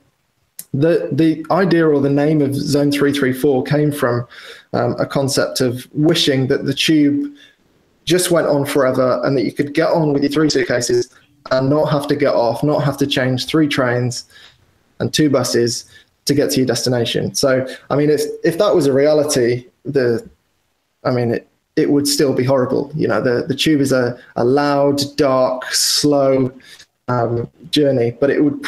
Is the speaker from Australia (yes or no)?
no; Wales, United Kingdom; now in London, United Kingdom; I grew up in Wales, which is probably, as the crow flies, 250 miles from London